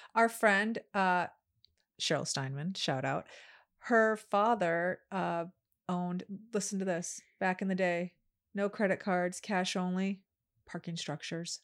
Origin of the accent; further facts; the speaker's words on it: Chicago, Illinois, United States; moved away; also born or lived in Los Angeles; I grew up in Chicago, we've lived in L A, we've been in other cities